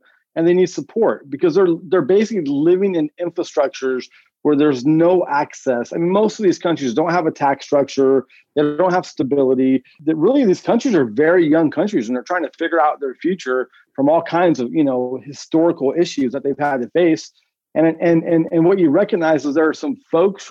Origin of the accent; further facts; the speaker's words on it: Northern California, United States; my background growing up in Northern California.